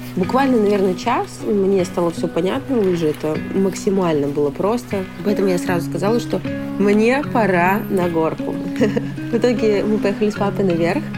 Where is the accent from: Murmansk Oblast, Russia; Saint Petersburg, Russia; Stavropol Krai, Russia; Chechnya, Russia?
Murmansk Oblast, Russia; Murmansk; Я родом из Мурманска. У нас сопки, горки, снега до хрена постоянно.